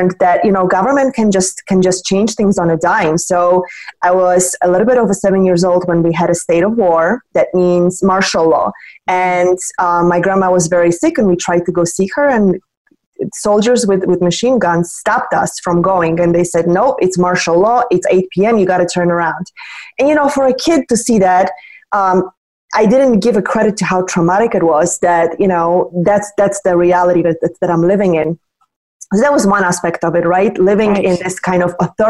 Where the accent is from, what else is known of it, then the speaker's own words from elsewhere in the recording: Poland; moved away; I was born and raised in Poland